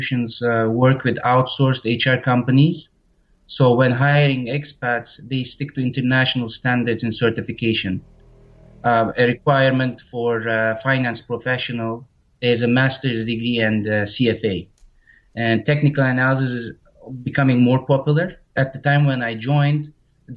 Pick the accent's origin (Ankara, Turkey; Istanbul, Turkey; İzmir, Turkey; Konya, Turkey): Istanbul, Turkey; moved away as an adult; now in Varna, Bulgaria; I'm very close to the town that I'm originally from, Istanbul.